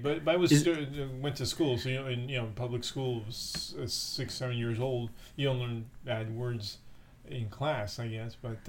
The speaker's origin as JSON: {"language": "English", "region": "Buenos Aires", "country": "Argentina", "said": "I'm from Argentina, Buenos Aires, Argentina. That's where I was born."}